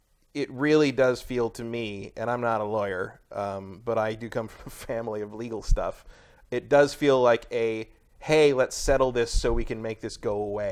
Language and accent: English; San Francisco, California, United States; As a San Francisco native